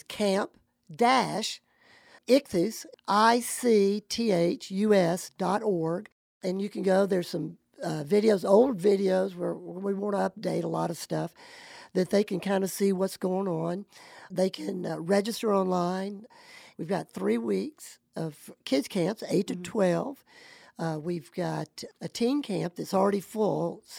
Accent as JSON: {"language": "English", "region": "Alabama", "country": "United States", "said": "I'm from Alabama. Love it."}